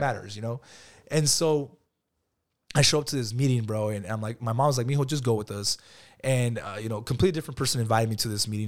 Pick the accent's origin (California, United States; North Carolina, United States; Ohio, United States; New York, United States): California, United States; Lamont; I grew up in Lamont, bro, and my dad used to come to Bakersfield